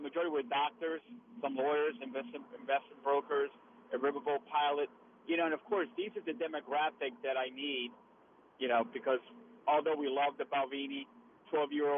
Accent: Morgan City, Louisiana, United States; I grew up in the American Legion in Morgan City at post 96.

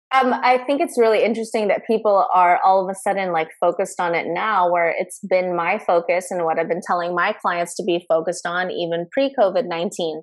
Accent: Philippines; now in Los Angeles, United States; I'm a Filipino immigrant

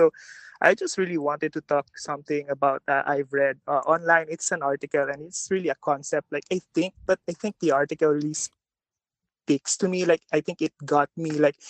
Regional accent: Philippines; moved away as an adult; now in San Francisco, United States; I grew up in the Philippines

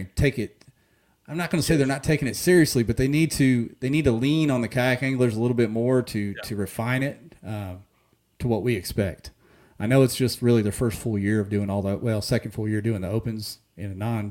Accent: Ohio, United States; also born or lived in Hot Springs, Arkansas; now in Northwest Arkansas, United States; I grew up on the river up in Ohio on the Stillwater River

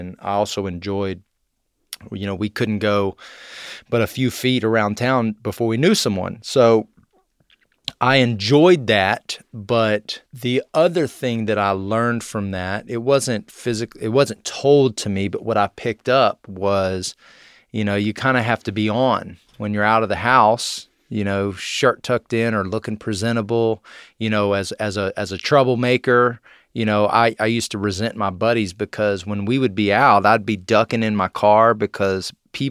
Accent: College Station, Texas, United States; I am from Texas. I grew up in a place called Bryan College Station. Nobody knows what Bryan is, so we just say College Station.

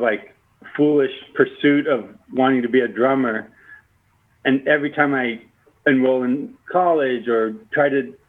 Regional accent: South Bay, Southern California, United States; moved away; also born or lived in Spokane; I grew up in the South Bay, Southern California

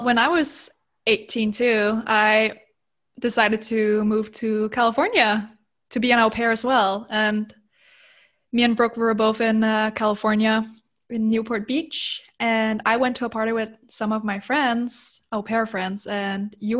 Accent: Denmark; English is a second language; I am 22 years old. And as you might have picked up on, I have an accent. I'm from Denmark.

